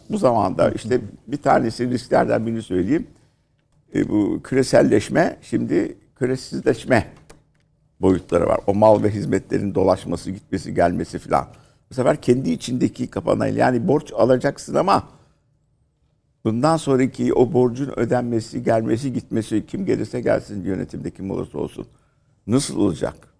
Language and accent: Turkish; Istanbul, Turkey; bizim eski oturduğumuz mahalle, ki biz, e, Kadıköy Şifalı'da oturuyorduk